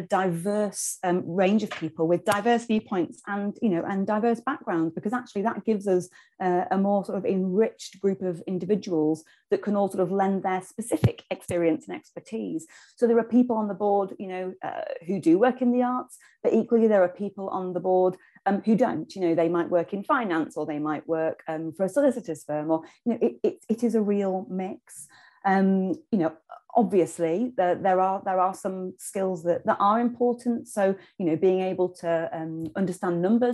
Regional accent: Knaresborough, Yorkshire and the Humber, United Kingdom; moved away as an adult; I'm from Knaresborough originally, and that's where I live now, having spent some time away

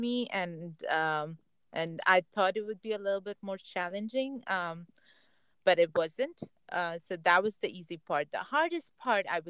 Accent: India; now in Silicon Valley, United States; Me being Indian

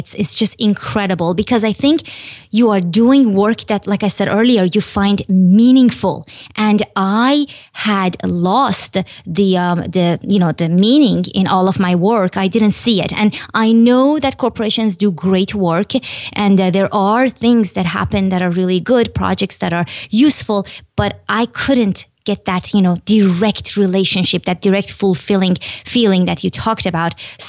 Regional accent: Iran; but I was born and raised in Iran, which is a country in the Middle East.

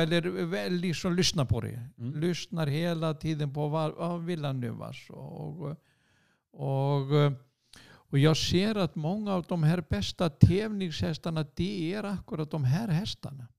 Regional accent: Hafnarfjörður, Capital Region, Iceland; Swedish is a second language; moved away as an adult; also born or lived in Sweden; sen är jag uppväxt där i Hafnarfjärde och gick min skol, skola där

